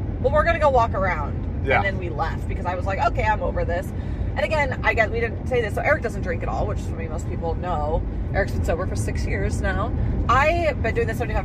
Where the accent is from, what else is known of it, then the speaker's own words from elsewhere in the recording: Idaho, United States; we're from Idaho